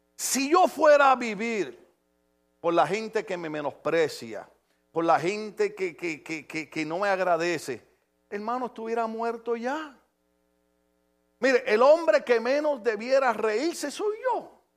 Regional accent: Puerto Rico; moved away; en mi país, en mi país

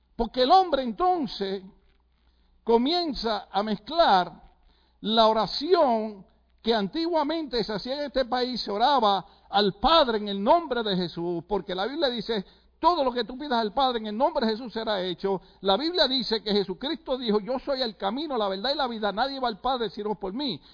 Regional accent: Puerto Rico; moved away; en Puerto Rico usted sabe que lo que nos gusta es la salsa

